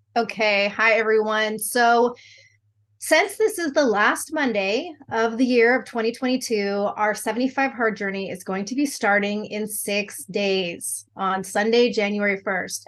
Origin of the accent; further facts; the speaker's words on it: Southern California, United States; moved away as an adult; also born or lived in Texas Panhandle; now in Texas, United States; I grew up in sunny Southern California